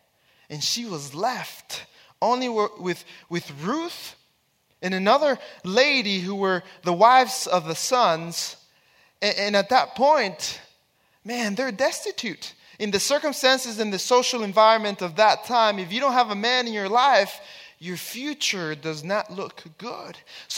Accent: Texas, United States; I have 4 kids, and my wife, we come from Texas

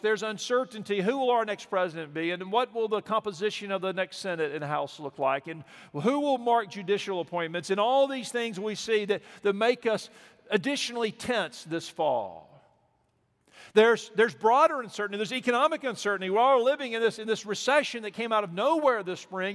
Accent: Mobile, Alabama, United States; moved away; we are from Mobile. We grew up on the, on the Gulf Coast there

